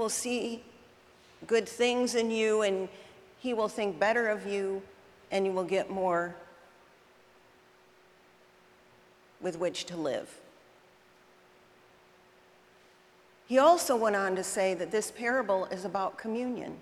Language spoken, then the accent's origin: English; United Kingdom; I'm British